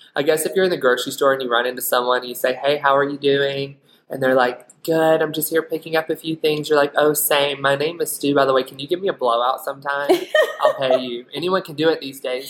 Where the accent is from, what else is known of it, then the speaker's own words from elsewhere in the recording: Alabama, United States; also born or lived in Florida; now in Utah, United States; I grew up in Alabama, but I went to beauty school in Florida